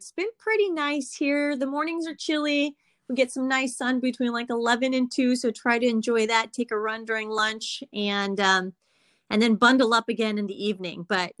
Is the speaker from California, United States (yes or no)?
yes; Salinas, California, United States; being born and raised from Salinas, it definitely gives me a little bit more in terms of just, you know, having my whole life here. There's a lot that I've seen and learned and experienced as a native Salinian.